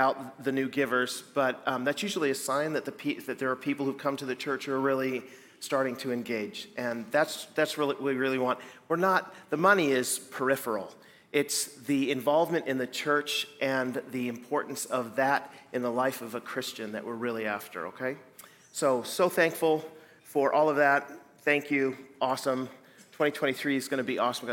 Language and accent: English; Pacific Northwest, United States; moved away as an adult; also born or lived in west coast of Canada; now in Midwest, United States; I'm coming from the Pacific Northwest where I grew up